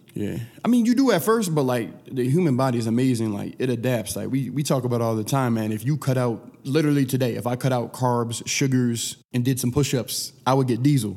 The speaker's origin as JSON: {"language": "English", "town": "Sacramento", "region": "California", "country": "United States", "tie": "born or raised there", "also_born_or_lived": "Aurora, Colorado / Philadelphia", "moved": "as an adult", "said": "I didn't grow up in the inner city, I grew up in Sacramento"}